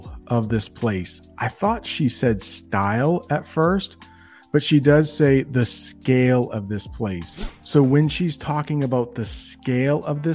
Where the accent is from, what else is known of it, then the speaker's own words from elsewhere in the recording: United States; first language English; Americans growing up in the United States